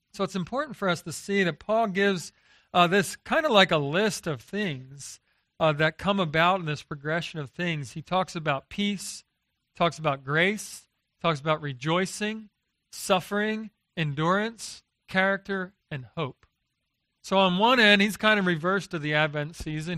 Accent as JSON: {"language": "English", "town": "Philadelphia", "region": "Pennsylvania", "country": "United States", "tie": "born or raised there", "moved": "as an adult", "lives_now": "Texas, United States", "said": "I grew up in Philadelphia, uh, but I married a, uh, a Texan"}